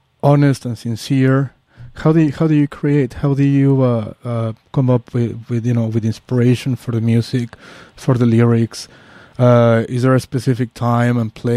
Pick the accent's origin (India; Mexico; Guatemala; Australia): Mexico; Mexico City; English is a second language; also born or lived in New York; now in San Francisco, United States; I'm from Mexico City.